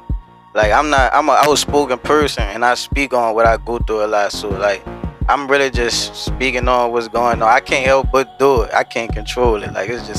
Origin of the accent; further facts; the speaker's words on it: New Orleans, Louisiana, United States; I'm from Uptown, the Third World, the Mel for me, and I'm off MLK.